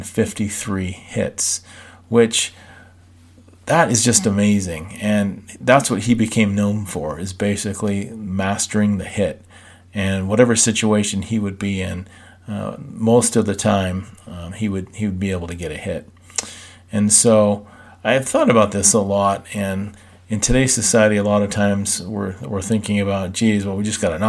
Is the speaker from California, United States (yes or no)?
yes; Southern California, United States; I grew up in Southern California